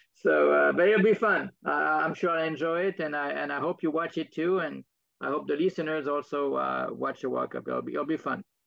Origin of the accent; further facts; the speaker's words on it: France; moved away; I'm from France